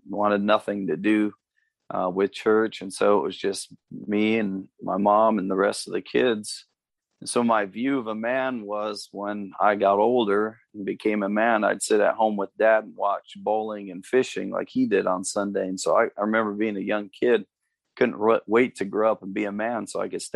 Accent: Northern Ohio, United States; moved away as an adult; also born or lived in Cleveland, Ohio / Amherst, Lorain County, Ohio; I was born and raised in Northern Ohio. I was born in Cleveland

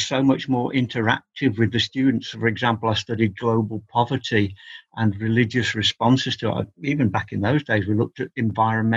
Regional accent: England, United Kingdom; I've always regarded myself as an Englishman

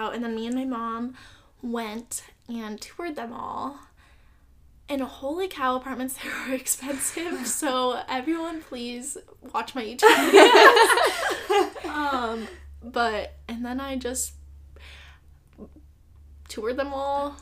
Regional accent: Iowa, United States; moved away as an adult; now in Cincinnati, United States; I'm from Iowa.

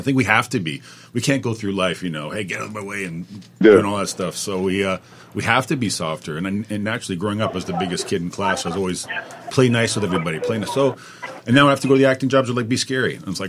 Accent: Canada; I'm Canadian

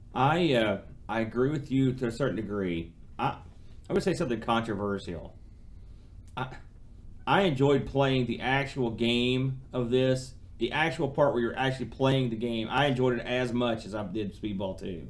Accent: United States; I'm an American

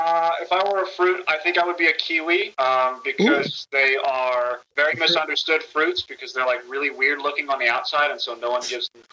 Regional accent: the South, United States; I'm from the South

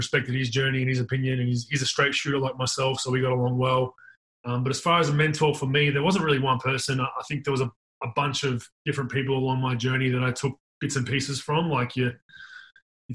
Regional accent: Australia

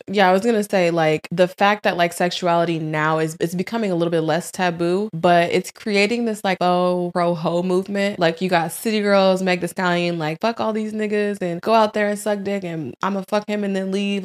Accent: St. Louis, Missouri, United States; also born or lived in Tampa, Florida; now in Florida, United States; born in Saint Louis

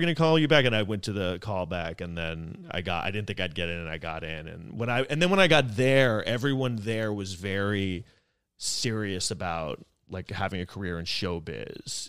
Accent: New York City, New York, United States; I grew up here in New York City

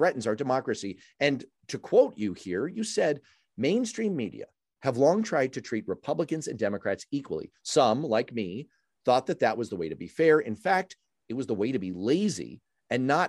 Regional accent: New York City, New York, United States; I used to get the New York Times, my hometown newspaper, every single day.

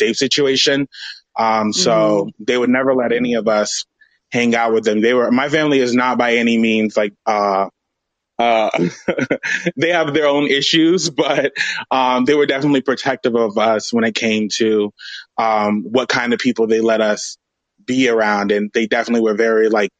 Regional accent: Miami, Florida, United States; I'm from Miami

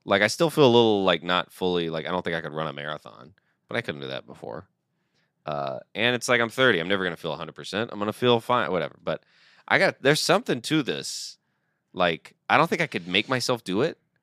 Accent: Georgia, United States; I'm from Georgia

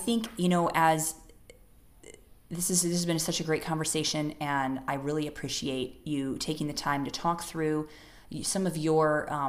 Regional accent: United States; now in India; because I'm an American

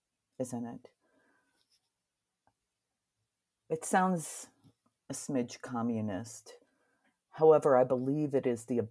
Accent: Ohio, United States; now in South Dakota, United States; because I came from Southern Ohio to South Dakota.

